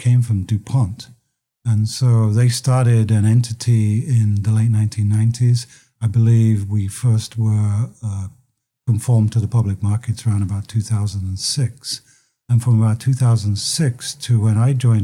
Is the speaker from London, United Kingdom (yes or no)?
yes; London, United Kingdom; moved away as an adult; now in United States; as you can probably tell from my accent, I came from London, but I came here in 1985